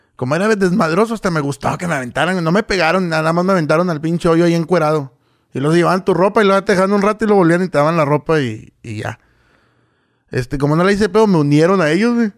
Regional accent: Villa Ahumada, Chihuahua, Mexico; ahí me crié en Bioma. Bueno, soy de ahí

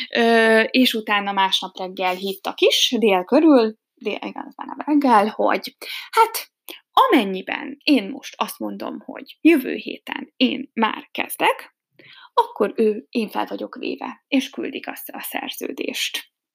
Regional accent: Hungary; first language Hungarian; moved away as an adult; now in Germany; magyar vagyok

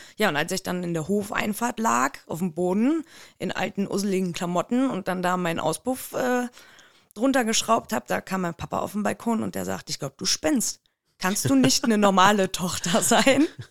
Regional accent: Siegburg, North Rhine-Westphalia, Germany; ich komme aus der Nähe von Bonn. Äh, mhm. Siegburg nennt sich der Ort

